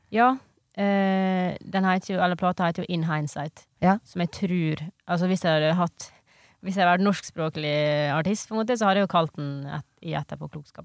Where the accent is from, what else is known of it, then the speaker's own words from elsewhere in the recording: Ioannina, Epirus, Greece; moved away; i Hellas, i den heimbyen min der, mm. da, mm. som heter Jannina